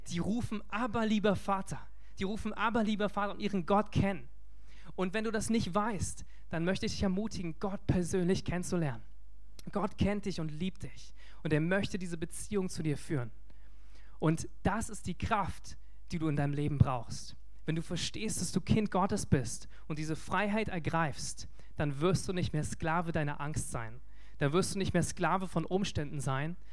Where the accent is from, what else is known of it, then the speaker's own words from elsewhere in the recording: Germany; als Deutsche